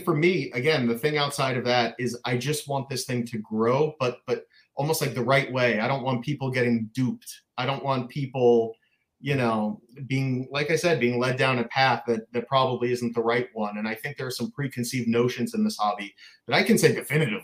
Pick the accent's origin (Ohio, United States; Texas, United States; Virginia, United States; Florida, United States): Florida, United States; Boca Raton; also born or lived in Long Island, New York; there was no hobby in Boca Raton, Florida, where I grew up